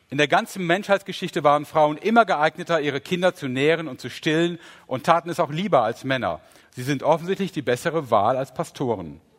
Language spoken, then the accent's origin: German; Rhineland, Germany; ach, meine Güte, ich bin Rheinländer, ich kann CH und SCH nicht unterscheiden.